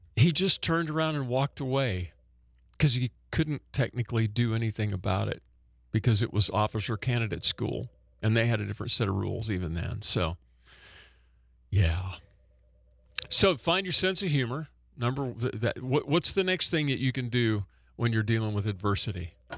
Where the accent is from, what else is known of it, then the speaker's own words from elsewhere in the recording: Oklahoma, United States; I'm from Oklahoma